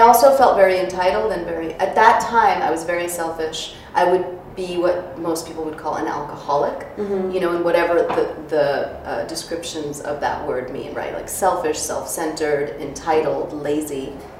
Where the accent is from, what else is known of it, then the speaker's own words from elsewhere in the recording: New York City, New York, United States; Jackson Heights, Queens. {S0} Oh, okay. {S1} Yeah, Queens. We immigrated from Russia a month before I was born, and so we had no money.